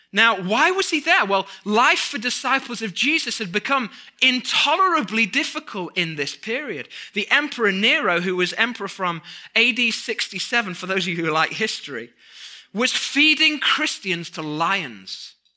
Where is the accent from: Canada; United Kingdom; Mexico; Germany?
United Kingdom; moved away as an adult; now in United States; we're British